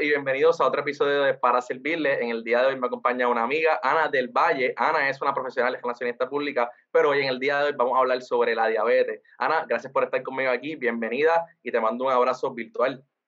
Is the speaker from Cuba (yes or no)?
no; Puerto Rico